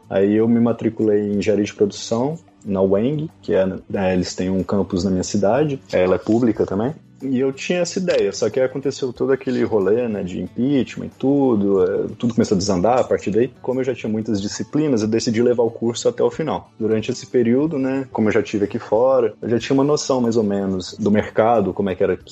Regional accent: Divinópolis, Minas Gerais, Brazil; moved away as an adult; also born or lived in Campinas, Brazil; now in Croatia; eu sou de Minas, do interior, uma cidade que chama Divinópolis, com 100 quilômetros de Belo Horizonte. Eu saí de casa com 18 anos para ir fazer faculdade fora, né?

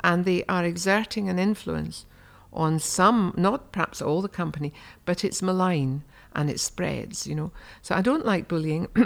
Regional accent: Markinch, Scotland, United Kingdom; a lady called Phoebe McCartney came to our village of Markinge

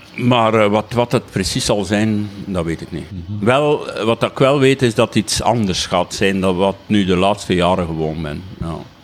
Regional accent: Waasland, East Flanders, Belgium; accent: East Flemish, Waasland; mijn Oost-Vlaams, mijn Waaslands accent zit er nog altijd

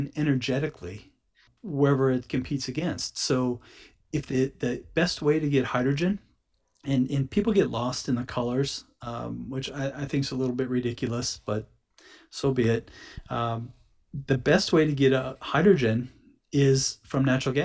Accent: United States; also born or lived in Houston; Being an American citizen and being in the energy industry and in Houston

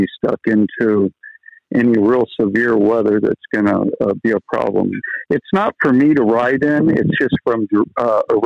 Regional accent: Tarpon Springs, Florida, United States; I was born in Tarpon Springs, Florida, but I spent about better part of a decade or so in the Florida Keys

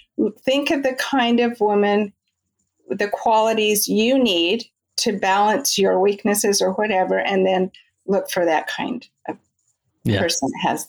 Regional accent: California, United States; Well, I grew up in Southern California. I grew up in the church.

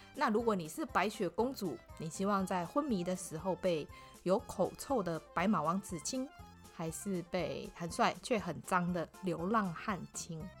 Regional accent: Malaysia; now in Taiwan; 我是马来西亚人

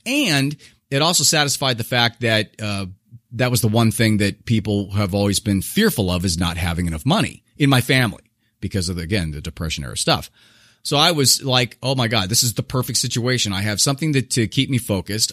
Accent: Southern California, United States; I was born in Southern California, um, a kind of a middle, lower middle class guy

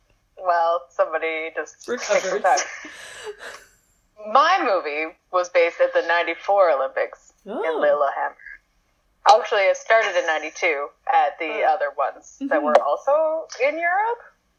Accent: Canada; And yeah, we just had a great time being Canadian, cheering people on.

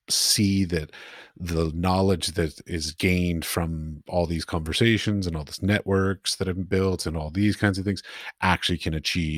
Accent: Washington, District of Columbia, United States; For me, I grew up in Washington, D.C., so yeah.

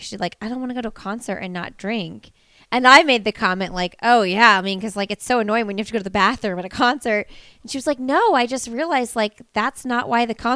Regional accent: Indiana, United States; moved away; I'm from Indiana

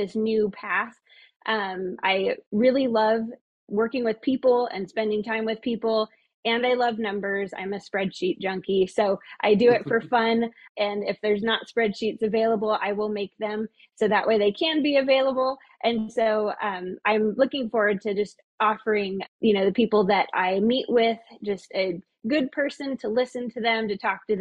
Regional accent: Klamath Falls, Oregon, United States; I was born and raised in Klamath

